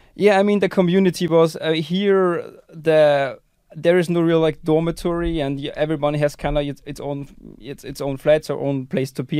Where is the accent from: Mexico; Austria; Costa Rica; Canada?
Austria; moved away as an adult; also born or lived in Netherlands / United Kingdom; now in Estonia; I'm from Austria, and I ended up here in Estonia going to E B S